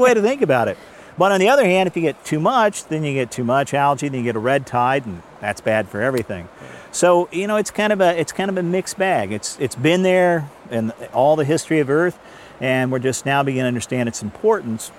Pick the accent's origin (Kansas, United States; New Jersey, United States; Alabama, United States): Kansas, United States; I'm from I'm from Kansas